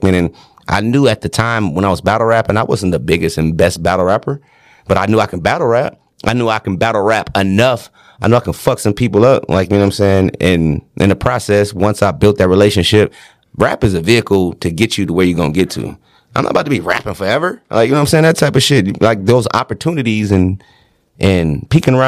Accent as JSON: {"language": "English", "town": "Detroit", "region": "Michigan", "country": "United States", "said": "I'm from Detroit"}